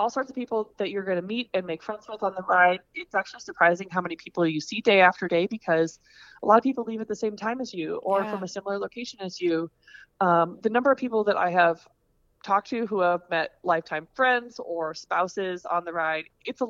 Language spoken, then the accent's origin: English; Des Moines, Iowa, United States; And I'm from the Des Moines area.